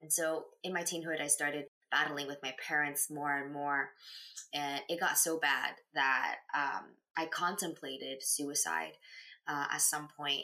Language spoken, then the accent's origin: English; Canada; also born or lived in China; When I was 4 years old, I came to Canada from China, and I grew up here